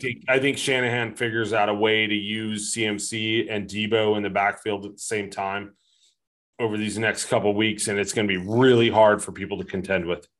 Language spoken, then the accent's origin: English; the Bay Area, California, United States; I grew up in the Bay.